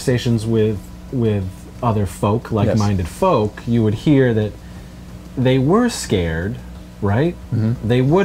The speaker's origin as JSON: {"language": "English", "town": "Wellsville", "region": "New York", "country": "United States", "tie": "born or raised there", "said": "video store that I grew up with in Wellsville, New York"}